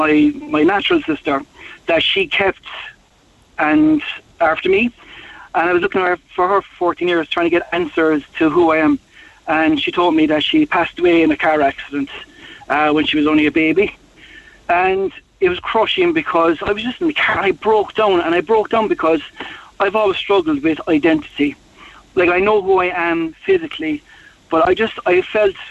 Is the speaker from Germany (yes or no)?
no; Mallow, Munster, Ireland; I'm from Mallow myself